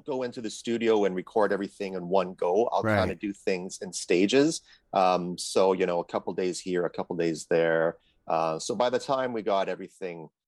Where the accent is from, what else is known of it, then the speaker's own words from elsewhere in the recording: Edmonton, Alberta, Canada; now in Vancouver, Canada; originally from the Edmonton area, which is in Treaty 6 territory, living now here in Vancouver, BC